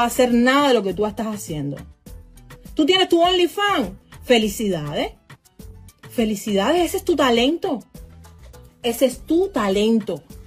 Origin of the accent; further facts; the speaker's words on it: Cuba; now in United States; Yo soy americana y lo digo con muchísimo orgullo. Soy cubana americana